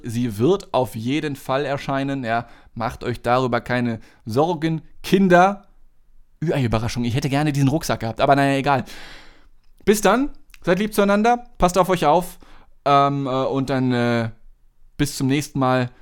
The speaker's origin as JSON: {"language": "German", "country": "Germany", "said": "Als Deutscher"}